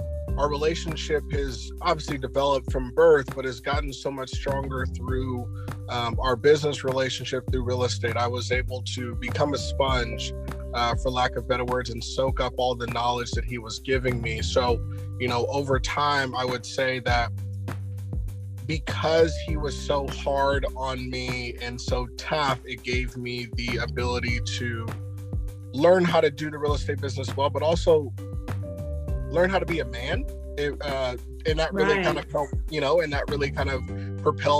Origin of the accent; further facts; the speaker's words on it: Fresno, California, United States; We're from Fresno, California.